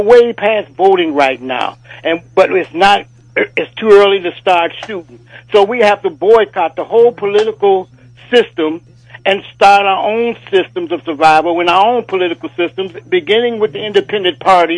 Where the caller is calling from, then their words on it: Alexandria, Virginia, United States; I'd like to say hotel up to you and your guests and the PFW listening audience, and I'm calling from Alexandria, Virginia.